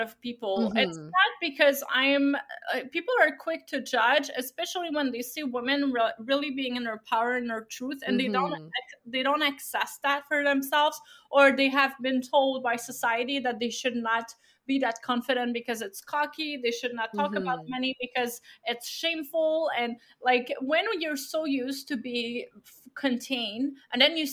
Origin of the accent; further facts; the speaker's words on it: Abitibi-Témiscamingue, Quebec, Canada; I come from a little village in Abitibi-Témiscamingue.